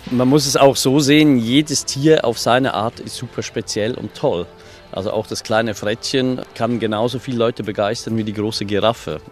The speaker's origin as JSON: {"language": "German", "country": "Switzerland", "moved": "yes", "lives_now": "Hunsrück, Germany", "said": "Ich bin eigentlich ursprünglich Schweizer ne, und bin dann hier in Schönhund zurückgezogen."}